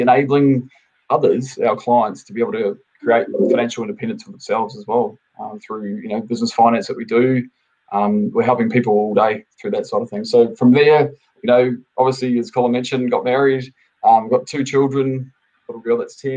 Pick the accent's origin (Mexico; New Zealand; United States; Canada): New Zealand; moved away; I'm originally from New Zealand, so I'm a Kiwi. I've been here for probably almost 17 years now. Originally, I was off a dairy farm back in New Zealand.